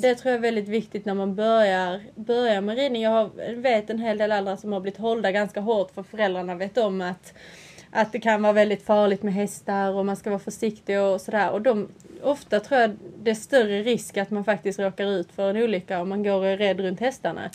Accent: Sweden; now in England

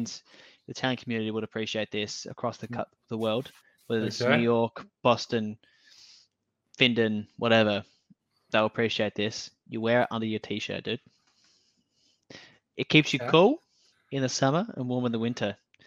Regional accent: Australia; I'm the Australian Down Under Wish version of Alex Hormozi.

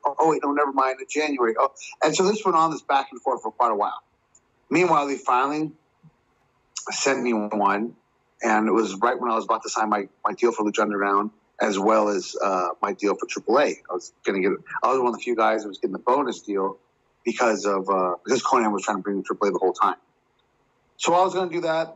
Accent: Chico, California, United States; Northern California, up in Chico, where I'm from, my hometown

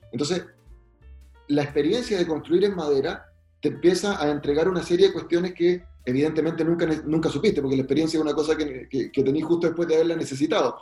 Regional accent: Valdivia, Los Ríos, Chile; also born or lived in Magallanes; yo soy de Valdivia, nací en Magallanes

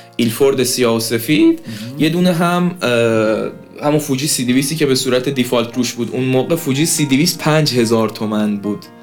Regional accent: Ahvaz, Khuzestan, Iran; تو شهر خودمون اهواز

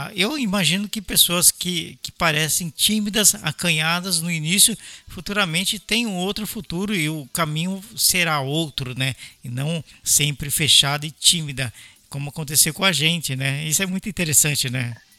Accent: São Paulo, Brazil; also born or lived in Belo Horizonte, Brazil; eu sou paulistano, eu morei por oito anos aí em BH

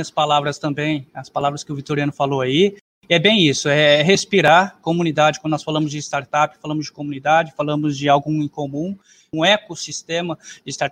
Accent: São Paulo, Brazil; now in Dourados, Brazil; também sou paulistano, estou aqui no Mato Grosso do Sul, para ser mais específico em Dourados, por uma missão, né?

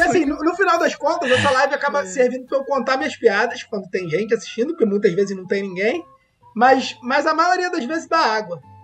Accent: Brazil; eu sou brasileiro, não achar que eu sou português

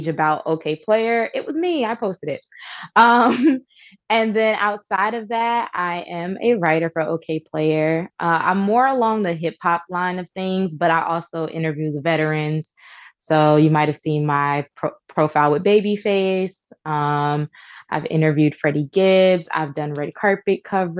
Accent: Newark, New Jersey, United States; I'm from Newark, New Jersey. Newark, not Newark, Newark

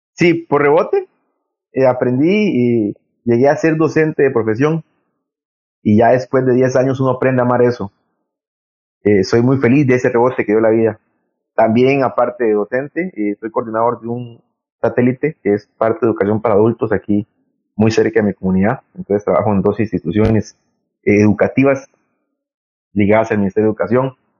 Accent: Limón, Costa Rica; moved away as an adult; also born or lived in San José / Heredia; de ser limonense, haber nacido en Limón

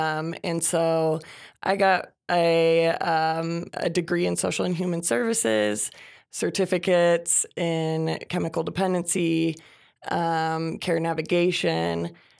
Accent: Minnesota, United States; I'm from Minnesota. I have lived everywhere

